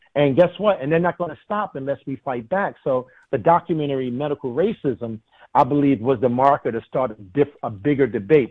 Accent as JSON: {"language": "English", "country": "United States", "said": "I'm an American"}